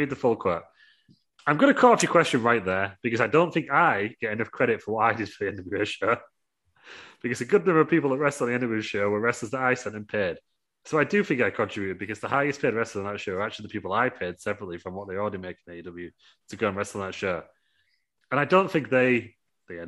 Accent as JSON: {"language": "English", "country": "United Kingdom", "said": "I'm British."}